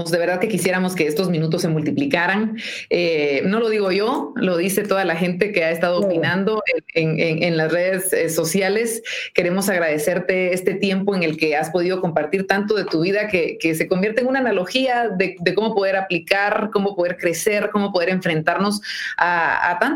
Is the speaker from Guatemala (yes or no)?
yes; Guatemala; que está sucediendo más allá de estos límites que tenemos planteados nosotros los guatemaltecos.